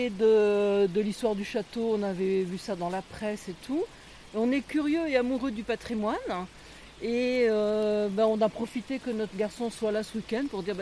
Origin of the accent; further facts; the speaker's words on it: Nouvelle-Aquitaine, France; j'aime bien visiter ce qu'il y a dans la Vienne, puisqu'on est de la Vienne, voir ce qu'il y a quand même près de chez nous.